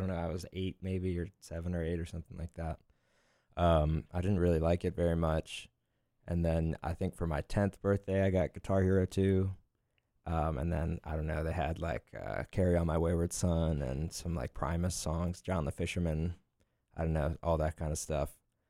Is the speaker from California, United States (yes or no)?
no; Lititz, Pennsylvania, United States; I'm from Lititz.